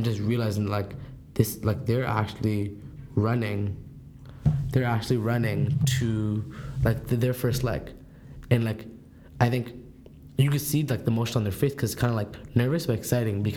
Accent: Toronto, Ontario, Canada; I'm from Scarborough

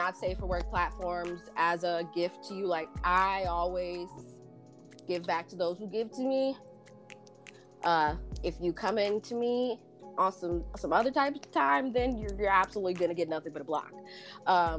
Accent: Philadelphia, Pennsylvania, United States; moved away as an adult; now in Los Angeles, United States; I am from Philadelphia, but I live in Los Angeles. So I'm an East Coast girl living in a West Coast world.

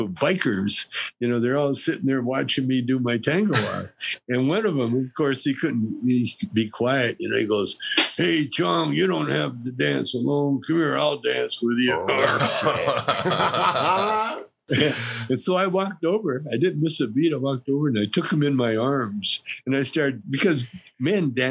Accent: Canada; I grew up in Canada in a pool room, basically

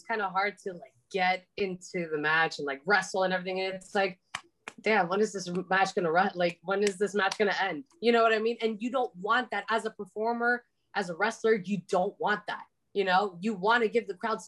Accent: Miami, Florida, United States; I was loudly and super, super proudly born and raised in Miami

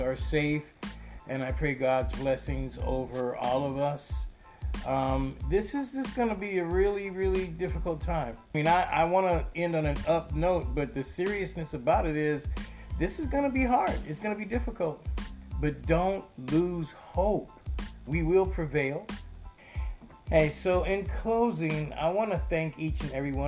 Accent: United States; I'm from America, the country that can't get testing of a virus

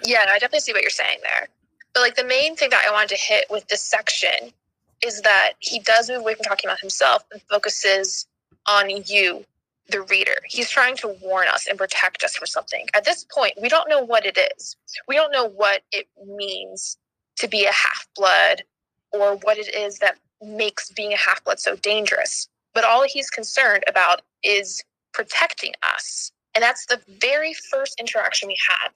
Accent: the South, United States; I'm from the South, where if anyone talks about New York, it's either the city or it doesn't exist

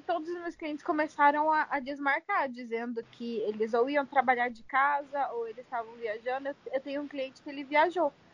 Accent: São José dos Campos, São Paulo, Brazil; moved away as an adult; now in New Jersey, United States; eu sou de São José dos Campos e ainda moro em New Jersey, nos Estados Unidos

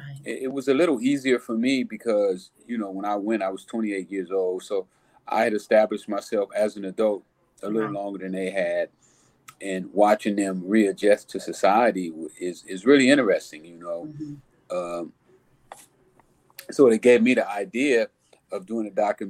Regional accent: Los Angeles, California, United States; I grew up in South Central Los Angeles.

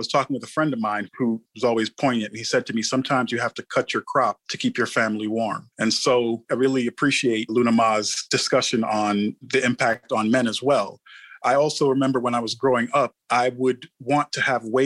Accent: Jamaica; moved away as an adult; now in Atlanta, United States; So I come from Jamaica and my uncles were all Rasta.

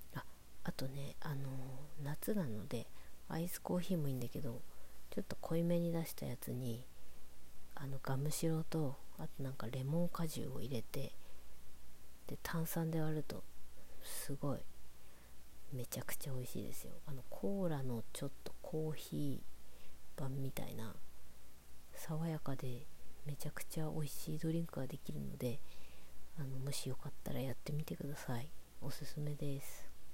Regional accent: Morioka, Iwate, Japan; born or raised there; moved away; also born or lived in Tokyo

